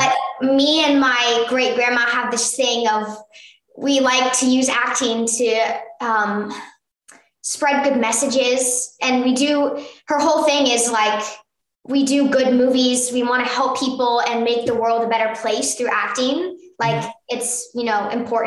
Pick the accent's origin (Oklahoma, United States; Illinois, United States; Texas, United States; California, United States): California, United States; Burbank; Me and my mom were born right here in Burbank